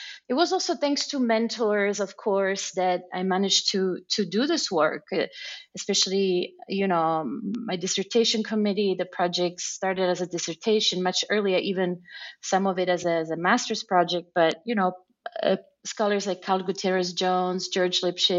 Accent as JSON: {"language": "English", "country": "Germany", "tie": "born or raised there", "also_born_or_lived": "San Cono, Italy", "said": "village called San Cono, a rural community that has shrunk to about 2,500 people right now. But I grew up in Germany. My parents moved there for work."}